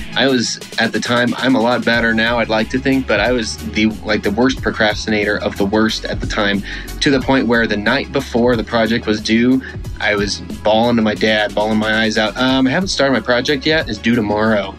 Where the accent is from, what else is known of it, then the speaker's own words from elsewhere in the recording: Houston, Texas, United States; I grew up in Houston.